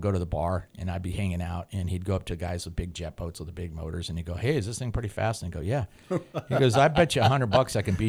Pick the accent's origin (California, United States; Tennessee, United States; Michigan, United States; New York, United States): California, United States; Highland Park; also born or lived in Glendale; I was born in Glendale and then we lived in Highland Park and it was Timpton Way